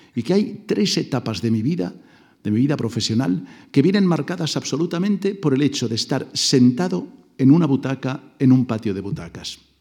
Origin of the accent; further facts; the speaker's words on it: Mollet del Vallès, Catalonia, Spain; Mollet del Vallés, el pueblo donde yo nací, muy cerca de Barcelona